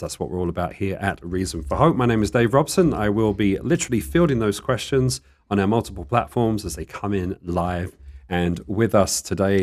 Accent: United Kingdom; now in Tucson, United States; I guess I'm still a Brit, but in the desert

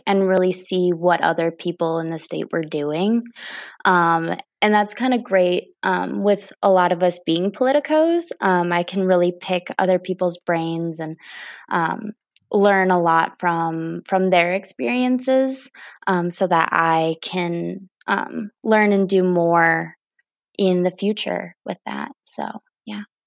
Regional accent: Wisconsin, United States; also born or lived in Sturgeon Bay, Wisconsin / Green Bay, Wisconsin / Merrill, Wisconsin; now in Madison, United States; I was born and raised in Wisconsin

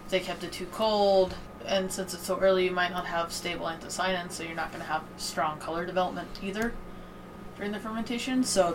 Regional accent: Missouri, United States; I am from the Midwest.

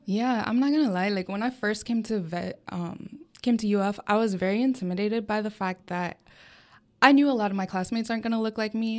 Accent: Coconut Creek, Florida, United States; my hometown is down in South Florida, for a small, smaller city called Coconut Creek

